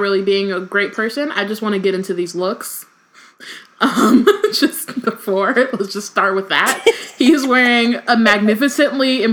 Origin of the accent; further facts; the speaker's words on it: United States; we're from America